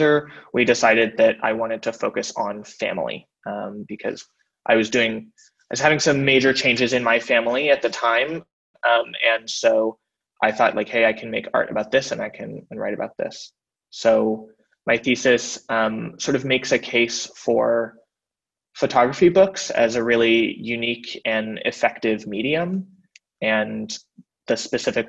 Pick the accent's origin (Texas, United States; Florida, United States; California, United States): California, United States; Berkeley; I am originally from Berkeley, California